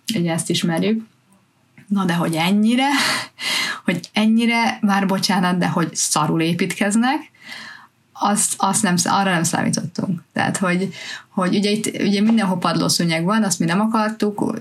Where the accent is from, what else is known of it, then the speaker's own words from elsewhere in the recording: Hungary; now in United Kingdom; mi mindenketten magyarok vagyunk, magyarul beszélünk itthon